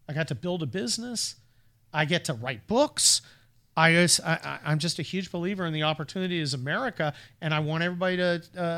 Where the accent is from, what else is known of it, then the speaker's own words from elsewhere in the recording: San Mateo, California, United States; I grew up in San Mateo.